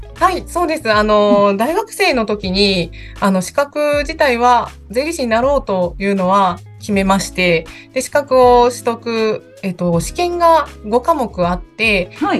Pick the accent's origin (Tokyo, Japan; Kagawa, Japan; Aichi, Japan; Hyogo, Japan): Hyogo, Japan; Kobe; 私、あの、神戸出身なんですけど、神戸でもちょっとあの、皆さんの神戸の想像とは違う感じだと思うんですけど、すっごく田舎で